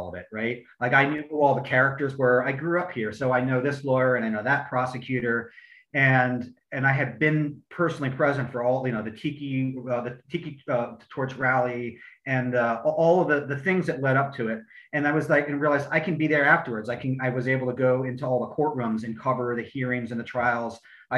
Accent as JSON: {"language": "English", "town": "Charlottesville", "region": "Virginia", "country": "United States", "also_born_or_lived": "Florida", "said": "I'm from Charlottesville, Virginia."}